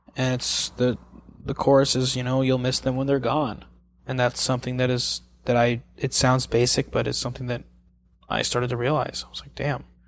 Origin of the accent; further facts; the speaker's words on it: Missouri, United States; moved away as an adult; also born or lived in Kansas City, Missouri; now in Los Angeles, United States; I'm from Missouri